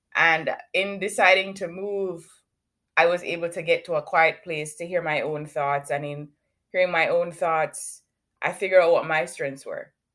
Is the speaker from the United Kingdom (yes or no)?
no; Kingston, Surrey, Jamaica; now in Canada; I currently live in Canada, but I was born in Kingston, Jamaica.